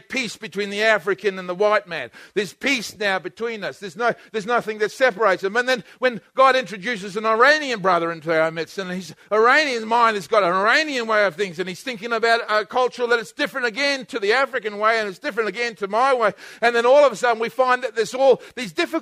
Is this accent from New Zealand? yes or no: yes; New Zealand; I'm a Kiwi